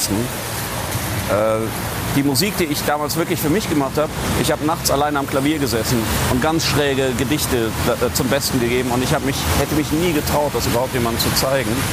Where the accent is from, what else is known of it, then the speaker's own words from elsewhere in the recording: North Rhine-Westphalia, Germany; Nein, ich komme ja aus dem Bergischen Land und der Kölner Karneval reicht bis dahin.